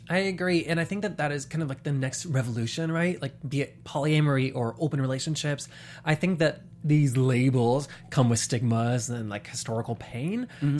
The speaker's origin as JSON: {"language": "English", "region": "the South", "country": "United States", "tie": "born or raised there", "moved": "yes", "lives_now": "Los Angeles, United States", "said": "I grew up in the South."}